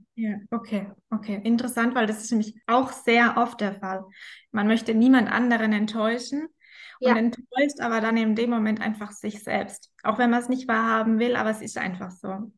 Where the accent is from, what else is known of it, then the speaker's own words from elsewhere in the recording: Rhein-Neckar-Kreis, Baden-Württemberg, Germany; ich komme aus dem Rhein-Neckar-Kreis, aus dem schönen